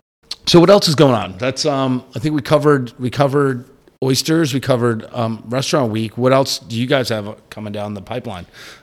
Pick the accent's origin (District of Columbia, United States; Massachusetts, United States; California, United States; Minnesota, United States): Massachusetts, United States; North Shore of Boston; moved away; I grew up on the North Shore of Boston, so the big oyster town, lobster is our thing